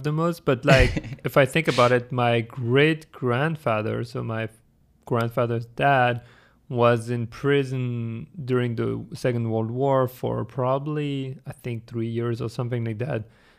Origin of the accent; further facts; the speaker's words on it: France; English is a second language; also born or lived in Germany; Yeah, I was born in France, but then I spent like 10 years in Germany growing up, from my youngest childhood until like beginning of teenagehood. And then I moved back to France